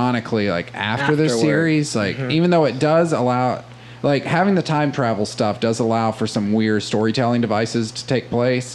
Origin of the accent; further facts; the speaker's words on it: the South, United States; And I grew up in the South